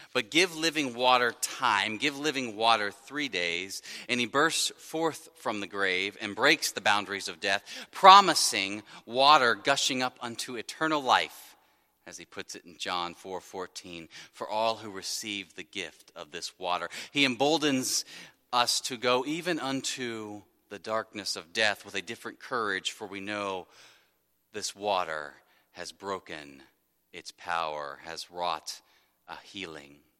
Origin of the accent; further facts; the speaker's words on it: Wyoming, Ohio, United States; I grew up in Wyoming, Ohio, small municipal that shares a, uh, a long border with Laughlin, another small municipal